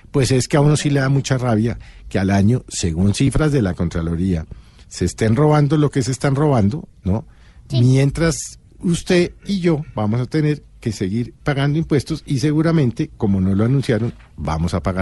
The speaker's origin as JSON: {"language": "Spanish", "country": "Colombia", "said": "a uno como colombiano"}